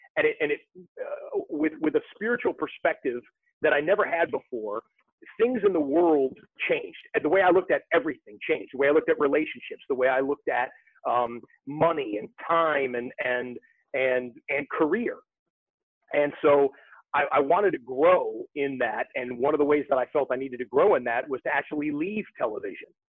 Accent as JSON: {"language": "English", "town": "Rochester", "region": "Michigan", "country": "United States", "said": "I'm from Rochester, Michigan"}